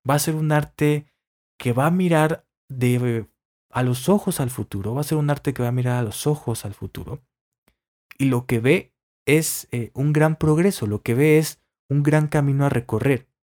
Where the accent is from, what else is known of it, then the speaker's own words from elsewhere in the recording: Mexico; nos identifica como mexicanos